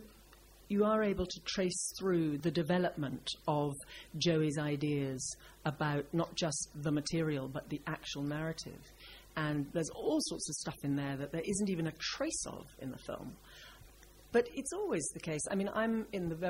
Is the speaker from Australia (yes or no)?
no; Scotland, United Kingdom; I'm from Scotland